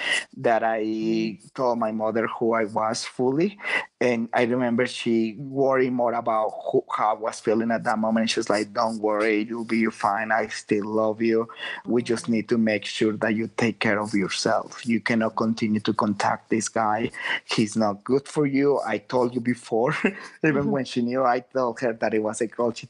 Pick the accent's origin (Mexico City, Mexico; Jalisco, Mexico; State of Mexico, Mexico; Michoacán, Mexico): Jalisco, Mexico; Guadalajara; now in San Francisco, United States; I'm from Guadalajara. I was living in San Francisco